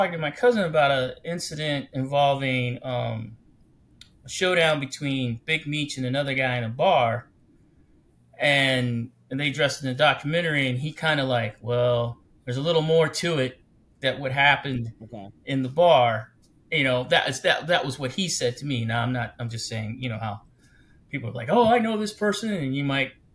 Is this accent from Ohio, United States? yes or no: yes; Ohio, United States; I come from Ohio, a small town in Ohio